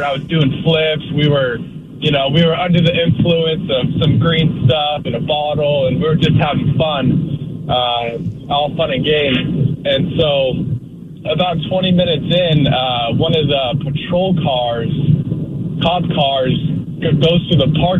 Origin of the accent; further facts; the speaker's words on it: Spokane, Washington, United States; now in Shelton, United States; I grew up in Spokane